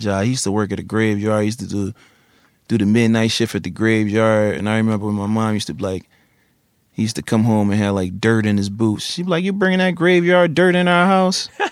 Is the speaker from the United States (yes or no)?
yes; Philadelphia, Pennsylvania, United States; Originally from West Philly. Then, like when I was like twelve or thirteen, North Philly.